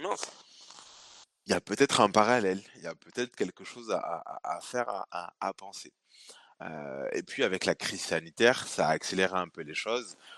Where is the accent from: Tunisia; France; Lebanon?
France; Bordeaux, Nouvelle-Aquitaine; donc moi bordelais, euh, bordelais d'origine, puisque je suis né ici à, à Pellegrin, pas très loin de mes, de locaux puisque je suis maintenant basé à, à Mariadec. Euh, donc j'ai fait toute ma, scolarité ici sur, sur Bordeaux